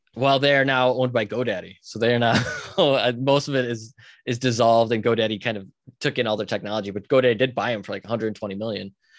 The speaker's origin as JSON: {"language": "English", "town": "Buffalo", "region": "New York", "country": "United States", "tie": "born or raised there", "said": "I grew up outside Buffalo, New York"}